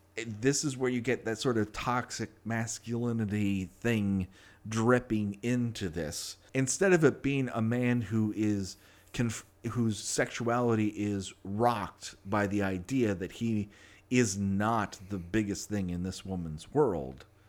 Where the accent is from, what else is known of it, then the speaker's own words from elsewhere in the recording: Los Angeles, California, United States; I grew up in Los Angeles. I'm one of the rare people who actually was born and raised here